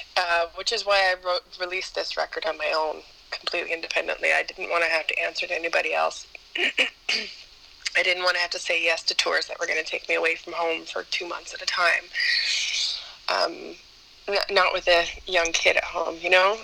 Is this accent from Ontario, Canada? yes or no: yes; Ontario, Canada; moved away as an adult; now in Montreal, Canada; was born in Montreal, but I was raised in Ontario, but just across the border from, from Quebec